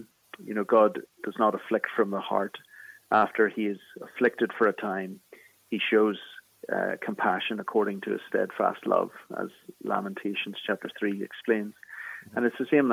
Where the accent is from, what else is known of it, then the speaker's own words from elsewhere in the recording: Belfast, Northern Ireland, United Kingdom; accent: Irish; moved away as an adult; now in Philadelphia, United States; I'm from Belfast in the north of Ireland, in Northern Ireland